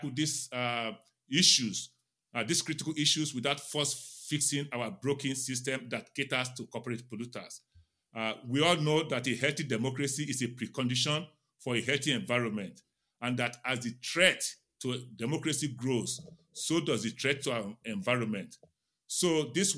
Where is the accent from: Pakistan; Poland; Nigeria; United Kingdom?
Nigeria; now in Silver Spring, United States; I grew up in Nigeria